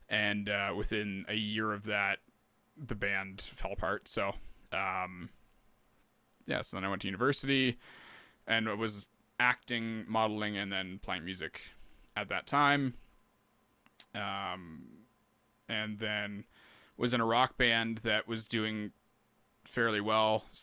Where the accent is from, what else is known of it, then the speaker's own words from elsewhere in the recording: Canada; But as a Canadian artist, it's really hard to if you're not going straight niche somewhere, you know